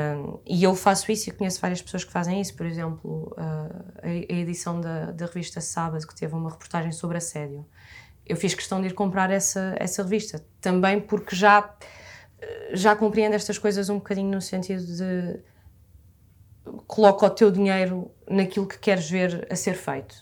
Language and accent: Portuguese; Massamá, Lisbon, Portugal; tenho 24 anos, sou de Massamá